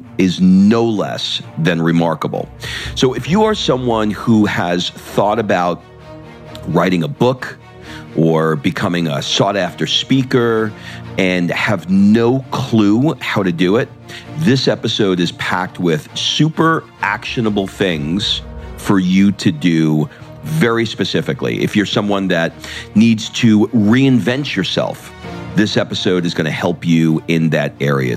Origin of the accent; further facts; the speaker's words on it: New York, United States; now in Los Angeles, United States; I grew up in New York